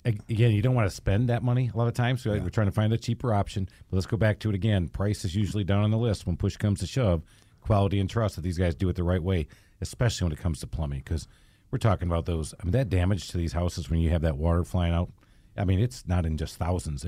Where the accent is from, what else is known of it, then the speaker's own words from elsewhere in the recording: the North, United States; now in US South; When we have, especially here in the South, you don't think about that. I came from the North and so did Dan.